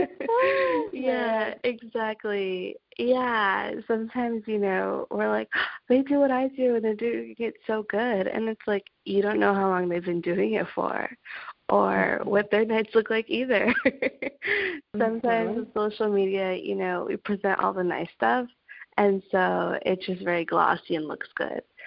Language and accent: English; Los Angeles, California, United States; I am from Los Angeles, California